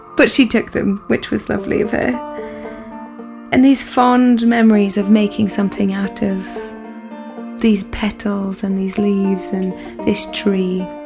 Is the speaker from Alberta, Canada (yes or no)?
no; Burlington, Ontario, Canada; moved away as an adult; I'm Canadian by blood and birth, and I have um, grown up my first 18 years of life um, in Burlington, Ontario, a lovely suburb of Toronto